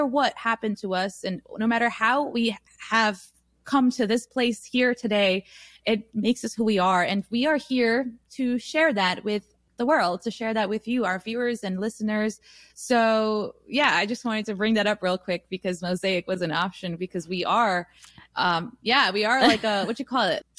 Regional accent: United States; such diverse cities, and we have lived here so long that we can't just identify as Nepali people. We are Nepali American.

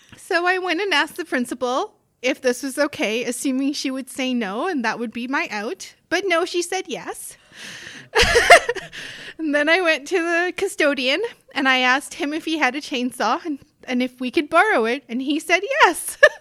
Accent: South Africa; moved away as an adult; also born or lived in northern Manitoba, Canada; now in Canada; I grew up in South Africa

